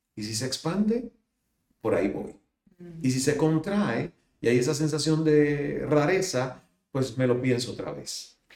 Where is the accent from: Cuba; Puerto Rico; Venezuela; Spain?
Cuba; now in Miami, United States; salir de Cuba